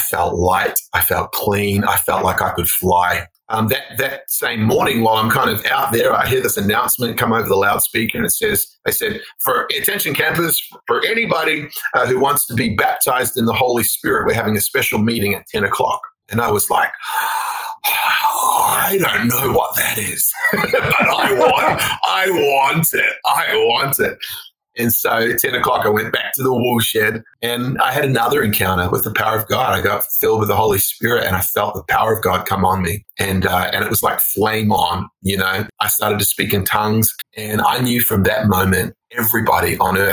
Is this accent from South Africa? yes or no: no; New Zealand; also born or lived in Australia; now in United States; I grew up in New Zealand. So I'm actually like, I'm half New Zealand, half Australian. I've spent half my life in both and now I'm becoming American